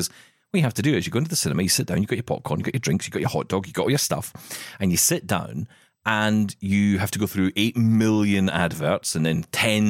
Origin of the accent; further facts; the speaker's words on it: Scotland, United Kingdom; I'm Scottish. And we're just aggressive.